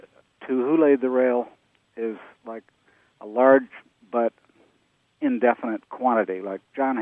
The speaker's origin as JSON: {"language": "English", "town": "Des Moines", "region": "Iowa", "country": "United States", "tie": "born or raised there", "moved": "yes", "lives_now": "Saratoga, United States", "said": "When I was growing up in Iowa"}